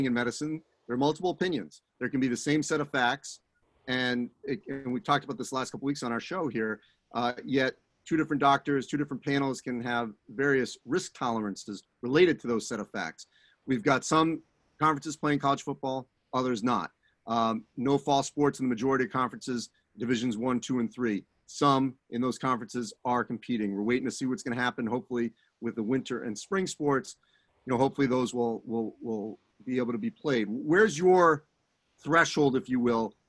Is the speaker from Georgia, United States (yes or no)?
no; Newton, Massachusetts, United States; I'm actually from Newton